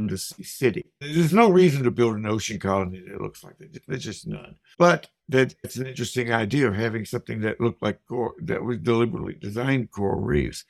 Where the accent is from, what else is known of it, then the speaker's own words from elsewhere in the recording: Nashville, Tennessee, United States; also born or lived in St. Louis, Missouri; now in Whately, United States; hometown of Nashville, Tennessee